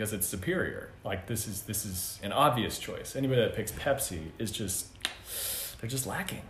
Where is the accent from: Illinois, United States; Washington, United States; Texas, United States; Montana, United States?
Texas, United States; Arlington; moved away; I'm originally from Arlington, Texas.